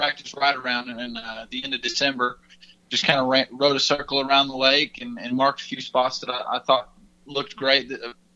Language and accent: English; Texas, United States; my home state, where all the friends and close family can travel.